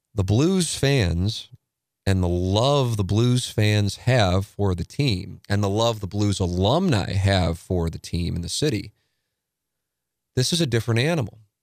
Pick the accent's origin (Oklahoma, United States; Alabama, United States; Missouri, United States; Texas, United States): Missouri, United States; St. Louis; my hometown team